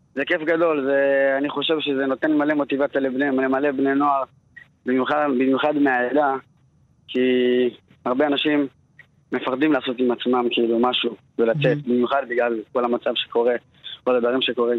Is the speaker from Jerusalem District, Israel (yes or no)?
yes; Beit Shemesh, Jerusalem District, Israel; also born or lived in Tirat Carmel, Haifa; מבית שמש. נולדתי בצפון, בחיפה, טירת כרמל.